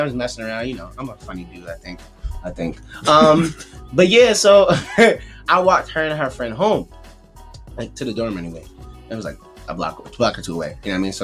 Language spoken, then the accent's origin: English; Philadelphia, Pennsylvania, United States; I'm from Philly